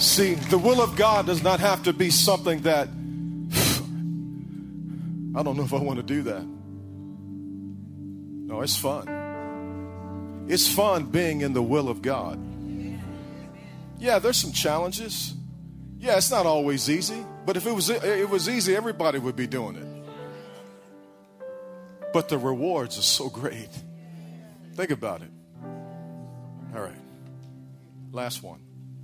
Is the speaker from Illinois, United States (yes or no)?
yes; Illinois, United States; now in Texas, United States; I grew up in Illinois, so you had some ridiculous winters